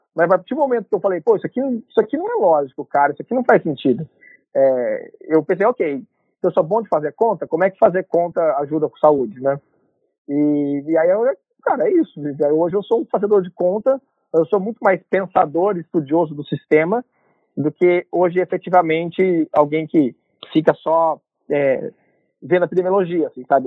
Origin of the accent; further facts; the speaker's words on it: Londrina, Paraná, Brazil; moved away as an adult; also born or lived in Curitiba; now in United States; eu sou natural de Londrina, nasci no Paraná